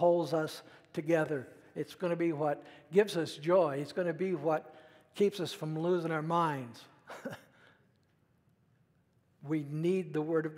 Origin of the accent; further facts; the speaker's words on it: United States; as an American